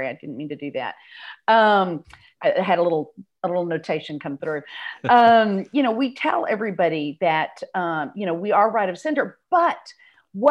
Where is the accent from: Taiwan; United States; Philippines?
United States; South Texas; moved away as an adult; now in North Texas, United States; I grew up in South Texas, went to college in the University of North Texas. So I have been in North Texas ever since.